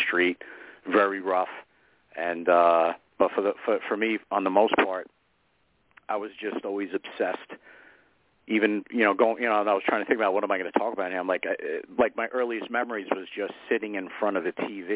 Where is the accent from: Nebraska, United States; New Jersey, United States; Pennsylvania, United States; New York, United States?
New York, United States; New York City; also born or lived in Westchester County, New York; I was born in the Frog's Neck section of the Bronx